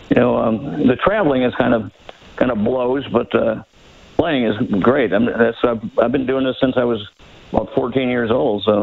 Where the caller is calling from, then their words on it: Rockford, Illinois, United States; I'm calling from uh, Rockford, Illinois.